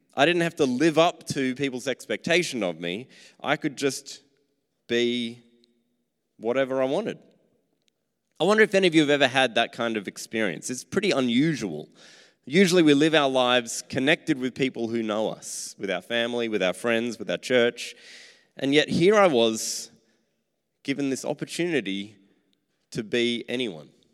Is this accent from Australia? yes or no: yes; Australia